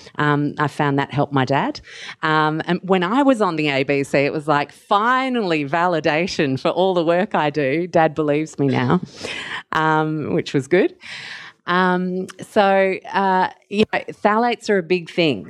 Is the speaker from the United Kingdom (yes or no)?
no; Mauritius; now in Australia; I grew up in Mauritius